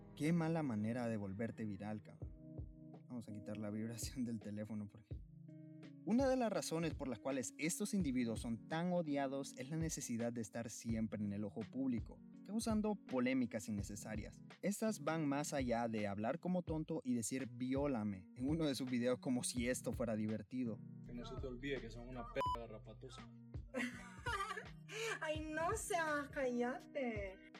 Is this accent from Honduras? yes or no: yes; Honduras; en mi tierra querida